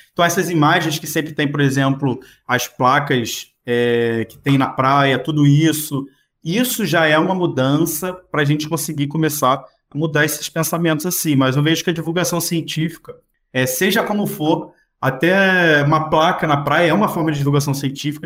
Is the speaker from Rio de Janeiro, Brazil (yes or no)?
yes; Macaé, Rio de Janeiro, Brazil; Eu sou de Macaé, no interior do estado do Rio